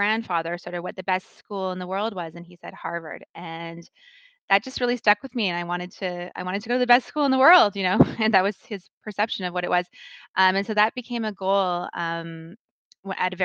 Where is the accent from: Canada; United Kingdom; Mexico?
Canada; Calgary, Alberta; moved away as an adult; also born or lived in Kingston, Canada / Boston, United States; now in Toronto, Canada; I was born and raised in Calgary